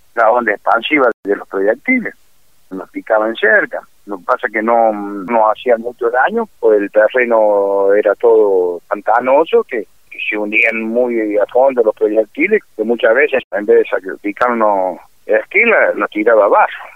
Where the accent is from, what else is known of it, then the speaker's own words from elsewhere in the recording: La Calera, Córdoba, Argentina; Yo soy de, la provincia de Córdoba, de la ciudad de La Calera